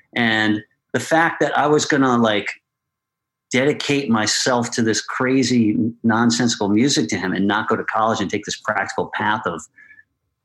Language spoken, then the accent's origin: English; Westchester, New York, United States; I came from Westchester